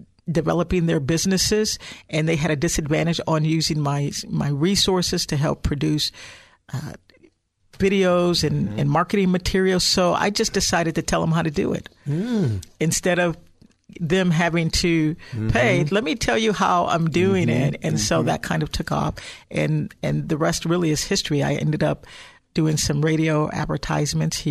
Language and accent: English; Chicago, Illinois, United States; now in Silicon Valley, United States; I'm actually originally from Illinois, Chicagoland area